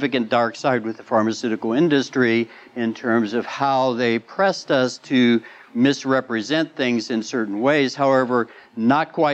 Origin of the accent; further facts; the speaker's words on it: Midwest, United States; I grew up in the Midwest